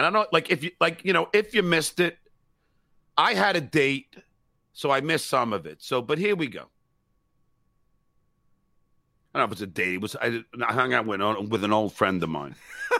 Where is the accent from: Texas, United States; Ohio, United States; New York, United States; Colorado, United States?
New York, United States; moved away; I'm from New York.